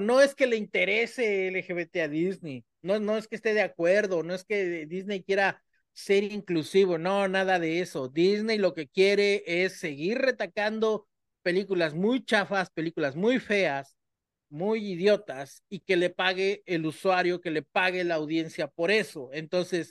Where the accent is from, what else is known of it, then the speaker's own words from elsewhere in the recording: Mexico; nosotros los mexicanos usamos esa carta. Si alguien sabe de usar esa carta, somos los mexicanos